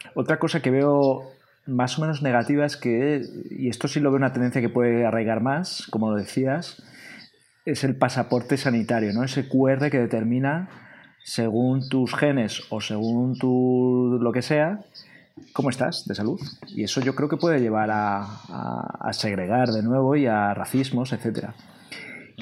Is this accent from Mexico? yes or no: no; Spain; Como español de cultura latina, que nos gusta sociabilizar el bar, la terraza